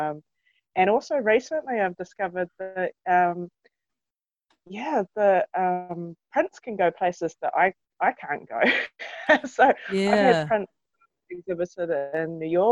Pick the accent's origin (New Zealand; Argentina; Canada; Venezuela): New Zealand; North Canterbury; I grew up in North Canterbury in the 80s, and 70s and 80s.